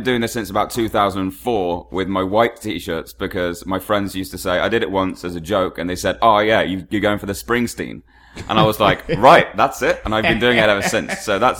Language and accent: English; England, United Kingdom; I'm English.